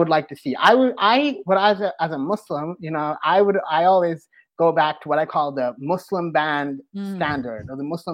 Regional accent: Toronto, Ontario, Canada; now in United States; I am originally from Toronto, like a long time ago, I used to live there.

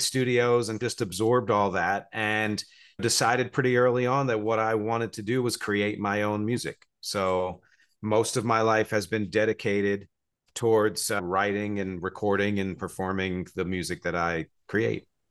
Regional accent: New Jersey, United States; moved away as an adult; also born or lived in Philadelphia, Pennsylvania; now in New York City, United States; I was born in Philadelphia, grew up in New Jersey, I live here in New York City. I've been here for about 23 years.

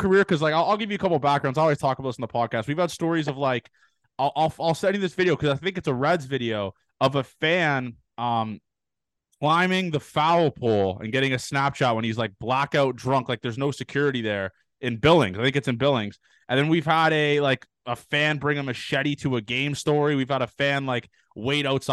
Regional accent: Canada; being from Canada

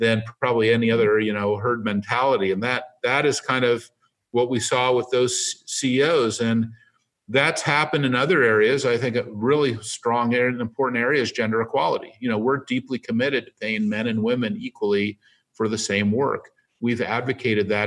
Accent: San Francisco, California, United States; I live in San Francisco. I was born on Divisadero Street

